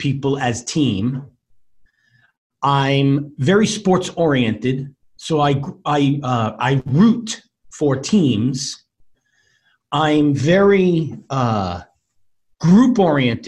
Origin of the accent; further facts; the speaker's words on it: Long Island, New York, United States; also born or lived in Florida; have lived my entire life on Long Island.